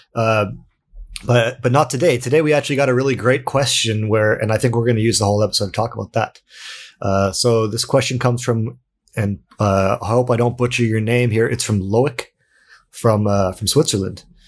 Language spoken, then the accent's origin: English; Canada; now in Sweden; I'm also Canadian, I'm not from Sweden